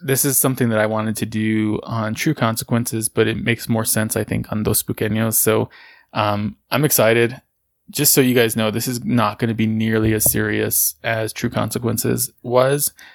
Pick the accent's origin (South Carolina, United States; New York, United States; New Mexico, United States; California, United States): New Mexico, United States; Socorro; where I grew up in Socorro